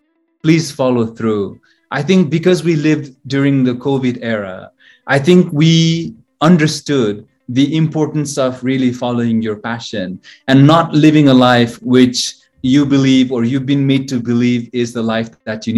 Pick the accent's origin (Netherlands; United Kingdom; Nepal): Nepal; Kathmandu, Bagmati; moved away as an adult; also born or lived in Chicago, United States / Myanmar / China / Singapore; I was born in Kathmandu, Nepal, the city of temples, as it's referred to.